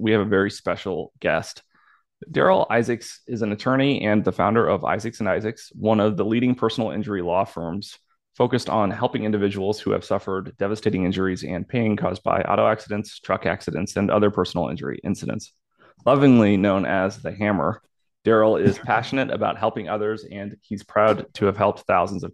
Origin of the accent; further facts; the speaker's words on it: Illinois, United States; I grew up in Illinois, so I'm a Midwest boy myself.